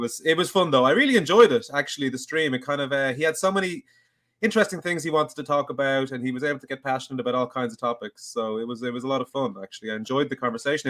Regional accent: Dublin, Leinster, Ireland; I'm from Dublin

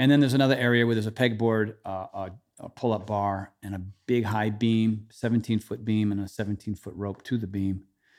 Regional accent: Trumbull, Connecticut, United States; also born or lived in Westerly, Rhode Island; that's really where I say I'm from. I say I'm from Trumbull. But I was born in Westerly, Rhode Island, so I have kind of two hometowns.

